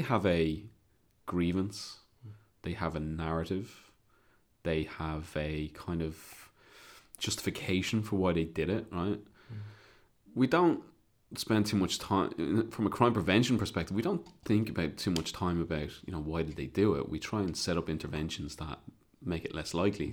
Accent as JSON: {"language": "English", "country": "Ireland", "said": "obviously I'm Irish"}